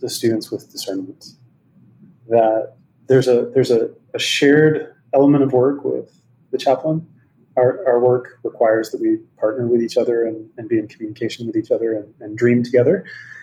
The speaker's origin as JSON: {"language": "English", "town": "Meridian", "region": "Mississippi", "country": "United States", "tie": "born or raised there", "moved": "as an adult", "lives_now": "California, United States", "said": "Grew up in Meridian, Mississippi, in the Methodist Church"}